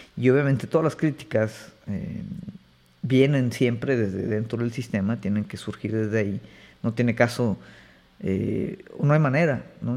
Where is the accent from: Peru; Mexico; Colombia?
Mexico; acá en México